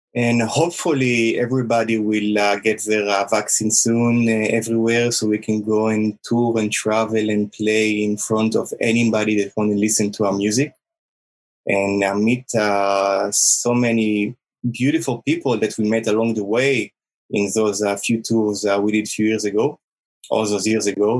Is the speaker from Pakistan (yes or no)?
no; Israel; also born or lived in United States; we are all from Israel